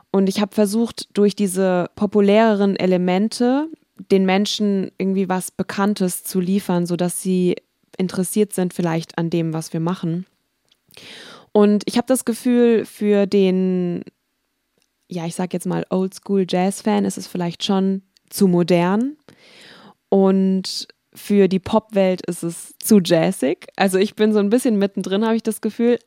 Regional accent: Wiesbaden, Hesse, Germany; ich komme ja aus Wiesbaden

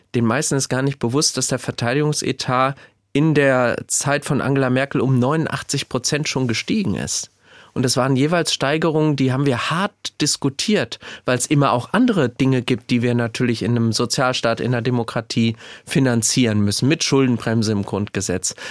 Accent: Gelnhausen, Hesse, Germany; also born or lived in Frankfurt; ich bin ein heimatverbundener Mensch. Ich lebe unheimlich gerne im Kinzigtal in Gelnhausen

